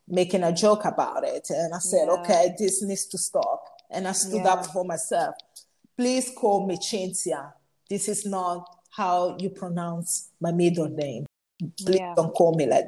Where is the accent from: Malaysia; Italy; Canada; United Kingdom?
Italy; moved away; I was born here